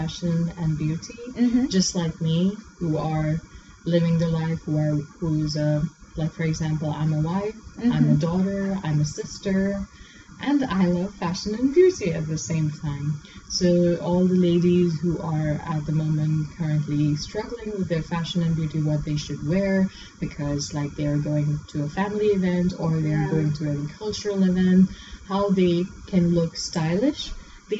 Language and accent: English; Pakistan; moved away as an adult; also born or lived in South Korea; now in Dubai, United Arab Emirates; I'm originally from Pakistan, and when I was 20 years old, I moved to South Korea for about 9 years